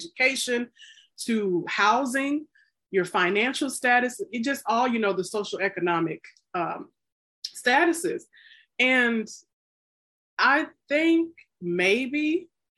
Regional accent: the South, United States; I'm from the South

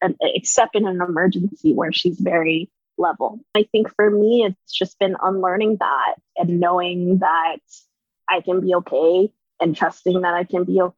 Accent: Katy, Texas, United States; I grew up in Katy, Texas

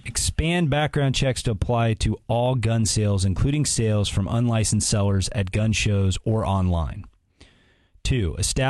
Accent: South Bend, Indiana, United States; my hometown of South Bend is a city with a history of diverse immigrant communities.

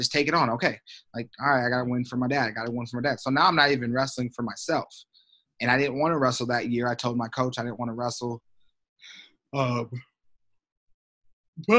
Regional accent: Iowa, United States; we're in Iowa, my home state. We're at the place where I won, you know, like my state titles

